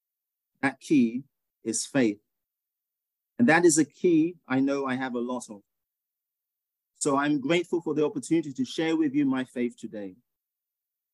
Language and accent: English; England, United Kingdom; moved away as an adult; also born or lived in Ghana; now in United States; I was born in Ghana, which you would have heard in my meditation, but you could probably tell from my accent that I grew up in England, and I've lived in the US for 29 years now